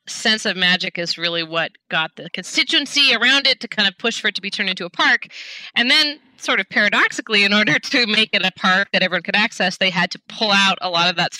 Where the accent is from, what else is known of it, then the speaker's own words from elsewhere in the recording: Seattle, Washington, United States; I grew up in Seattle